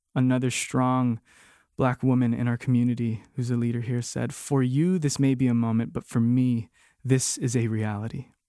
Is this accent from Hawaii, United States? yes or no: yes; Hawaii, United States; moved away; born and raised in Hawaii like me